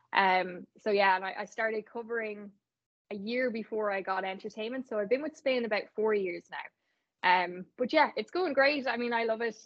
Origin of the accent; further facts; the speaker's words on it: Navan, Leinster, Ireland; I'm actually from I'm from Navan